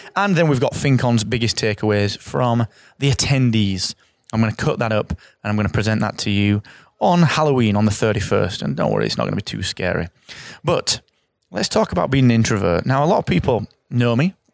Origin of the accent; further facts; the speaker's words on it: England, United Kingdom; I'm English, I live in England